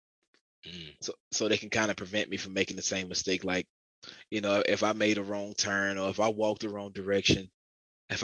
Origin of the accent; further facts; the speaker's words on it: Augusta, Georgia, United States; growing up in Augusta, pretty much the country